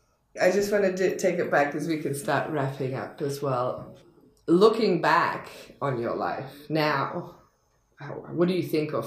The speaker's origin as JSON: {"language": "English", "country": "Australia", "tie": "born or raised there", "also_born_or_lived": "London / Montreal / New York", "moved": "as an adult", "lives_now": "Los Angeles, United States", "said": "I grew up in Australia"}